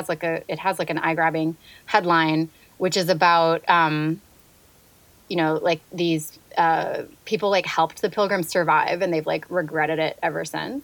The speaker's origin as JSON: {"language": "English", "region": "California", "country": "United States", "tie": "born or raised there", "moved": "yes", "lives_now": "Virginia, United States", "said": "I grew up in California"}